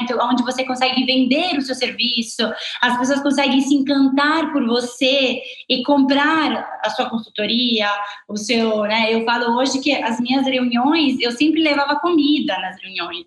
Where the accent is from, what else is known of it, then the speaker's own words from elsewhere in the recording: Italy; accent: Italian; Portuguese is a second language; moved away as an adult; now in Brazil; eu sou italiana